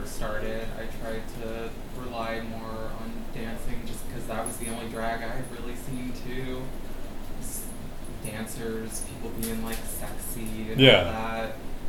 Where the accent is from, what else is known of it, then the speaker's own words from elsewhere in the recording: Georgia, United States; Got it from growing up in Georgia.